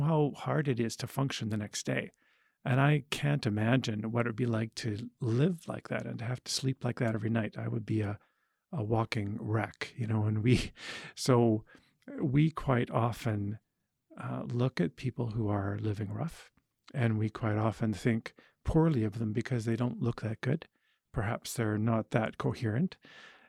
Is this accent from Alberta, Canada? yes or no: yes; Edmonton, Alberta, Canada; I grew up around Edmonton